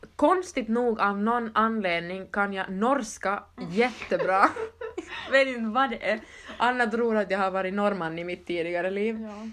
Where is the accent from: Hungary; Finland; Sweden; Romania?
Finland; I Holland är jag ju den finska kusinen, jag är från Finland